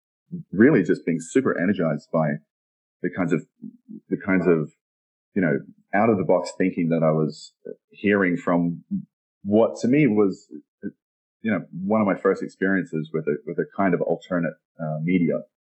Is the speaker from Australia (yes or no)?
yes; Australia; accent: Australian; moved away; also born or lived in London; My accent is Australian. It's a little buried from having spent so much time abroad. But I first moved from Australia.